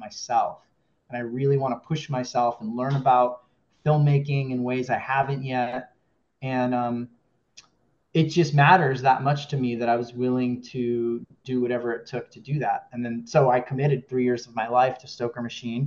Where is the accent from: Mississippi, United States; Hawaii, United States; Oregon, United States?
Hawaii, United States; Kona; also born or lived in Southern California; now in Los Angeles, United States; I'm from Hawaii. I'm from Kona, where the film takes place. And I currently live in California, in Southern California, near Los Angeles